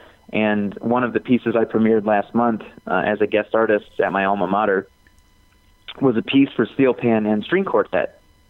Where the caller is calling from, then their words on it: New Mexico, United States; also born or lived in Chicago; I'm calling you from New Mexico. Half the time I'm based in Chicago